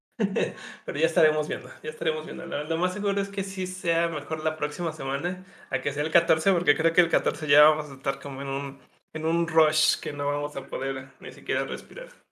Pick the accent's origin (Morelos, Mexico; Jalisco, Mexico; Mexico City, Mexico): Jalisco, Mexico; Guadalajara; soy de Guadalajara.